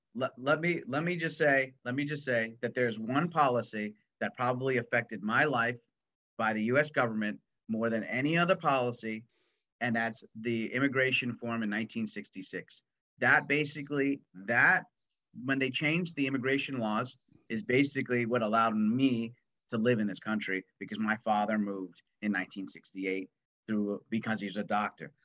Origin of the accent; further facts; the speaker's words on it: New York, United States; I'm uh, an American New Yorker